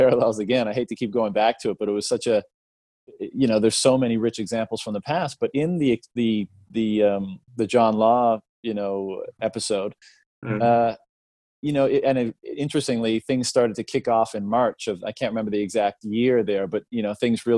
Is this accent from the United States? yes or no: no; Canada; I come from Canada